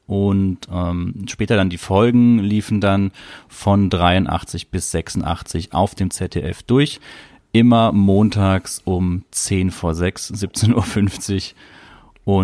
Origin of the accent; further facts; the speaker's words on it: Southern Germany, Germany; ich bin ja in Süddeutschland aufgewachsen, da war es noch Südwest, das Südwestfernsehen.